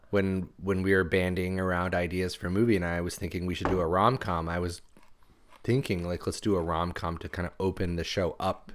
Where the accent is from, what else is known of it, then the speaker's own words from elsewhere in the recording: United States; growing up in America post 9/11